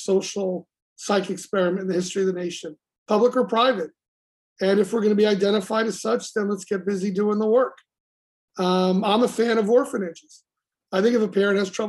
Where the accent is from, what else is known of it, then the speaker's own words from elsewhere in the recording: Scarsdale, New York, United States; moved away as an adult; now in Bronx, United States; I grew up in Scarsdale